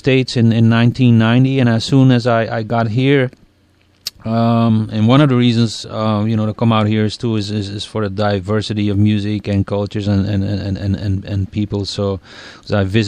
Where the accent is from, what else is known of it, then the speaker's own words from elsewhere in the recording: Belgium; moved away; when I was a little kid growing up in Belgium